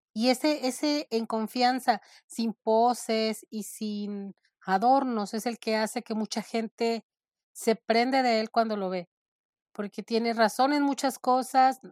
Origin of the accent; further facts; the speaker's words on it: Nayarit, Mexico; now in Phoenix, United States; Yo soy mexicana del estado de Nayarit. Hace mucho tiempo vivo en Estados Unidos, en Phoenix